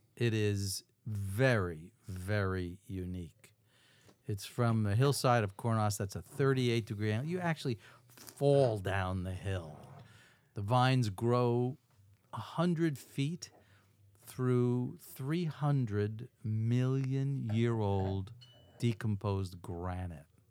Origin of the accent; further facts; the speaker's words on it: Levittown, New York, United States; my hometown